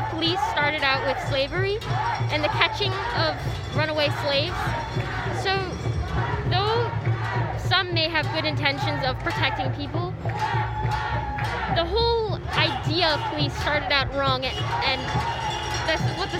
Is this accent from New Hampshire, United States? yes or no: yes; Keene, New Hampshire, United States; I'm from Keene, New Hampshire.